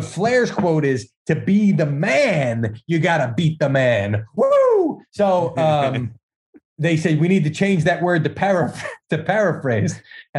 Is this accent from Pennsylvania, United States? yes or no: yes; Philadelphia, Pennsylvania, United States; because I grew up in Philly, nobody ever won championships down there.